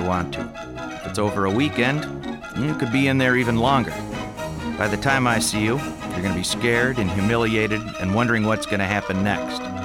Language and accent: English; Superior, Wisconsin, United States; now in Madison, United States; my parents would oftentimes drive me all the way down from my hometown, which is superior